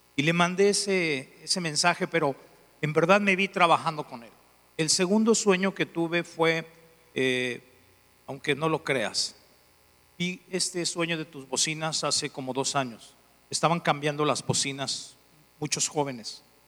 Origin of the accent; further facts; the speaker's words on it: León, Guanajuato, Mexico; soy de León, Guanajuato. Dicen algunos que parezco italiano, pero soy de León. Soy de León